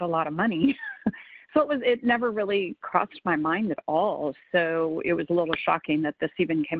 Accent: the South, United States; moved away; I grew up in the South, and kind of where I'm from, that was either bad kids or kids who had a lot of money.

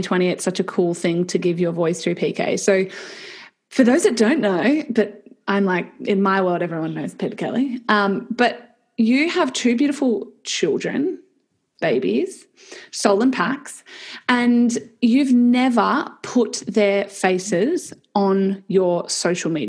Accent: Perth, Western Australia, Australia; We're from Perth

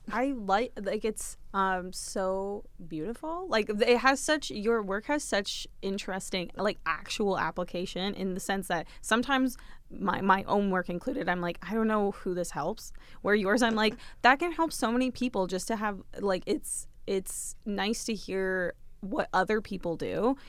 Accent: Dresden, Ontario, Canada; now in London, Canada; my hometown of Dresden, Ontario, with three thousand people

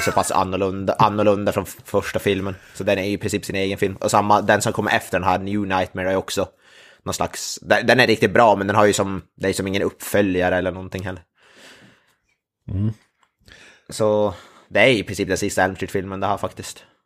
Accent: Norrland, Sweden; det var jag som är norrlänning

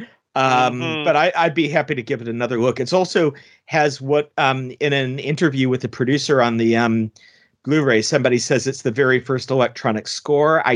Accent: United States; being an American

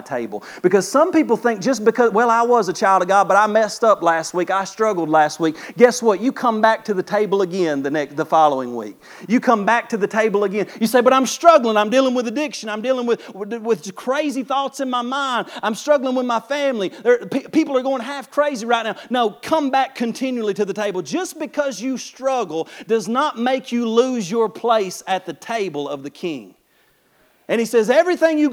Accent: Kentucky, United States; I'm from Kentucky

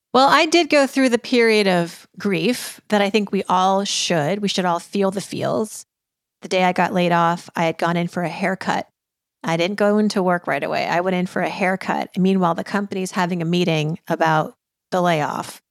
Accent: Worcester, Massachusetts, United States; moved away; also born or lived in New York City; I was born in Worcester, Massachusetts, and that culture clash, let me tell you, growing up, uh, you know, in Massachusetts in the eighties

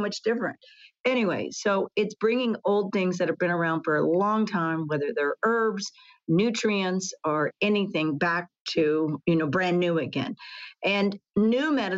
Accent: Texas, United States; grew up in Texas

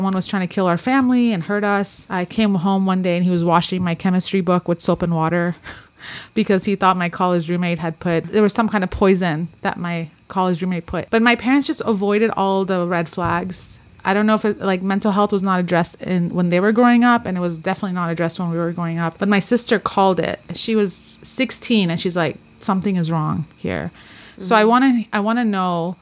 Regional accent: Southern California, United States; I grew up in Southern California

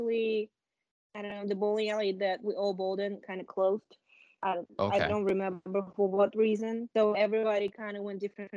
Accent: Moscow, Russia; moved away; I grew up in Moscow

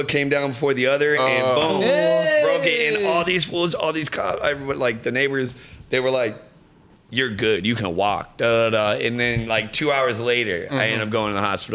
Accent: West Covina, California, United States; also born or lived in Long Beach, California / Riverside, California; now in Las Vegas, United States; when living in Cali, where I grew up

